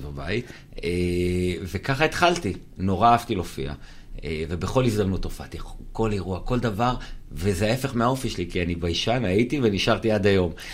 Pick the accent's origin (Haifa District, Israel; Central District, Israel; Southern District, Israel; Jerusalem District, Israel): Haifa District, Israel; Kiryat Ata; גדלתי בקריית אתא